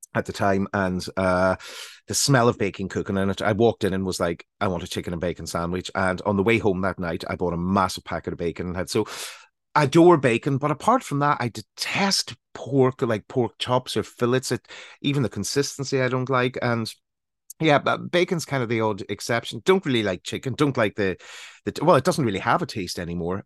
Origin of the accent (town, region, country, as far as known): Northern Ireland, United Kingdom; moved away as an adult; also born or lived in London